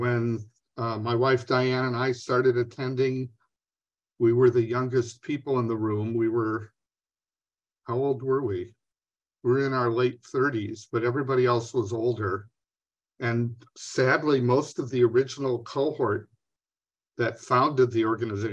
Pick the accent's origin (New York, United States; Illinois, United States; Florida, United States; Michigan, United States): New York, United States; now in Minnesota, United States; I grew up in New York State, but I've been in Minnesota for 50 years